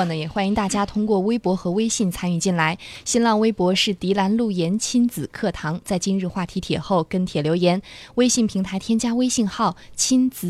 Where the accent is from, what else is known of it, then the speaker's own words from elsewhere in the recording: China; 我觉得我们作为美，作为中国人，都应该了解这段历史，都应该记住我们的根所在在哪里